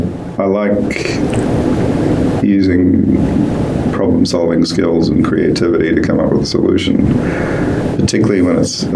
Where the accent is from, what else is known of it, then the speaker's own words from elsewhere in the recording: St Kilda, Victoria, Australia; also born or lived in India; I think, again, very lucky to have grown up around St Kilda and seen a lot of real life, and also growing up in India in some very big cities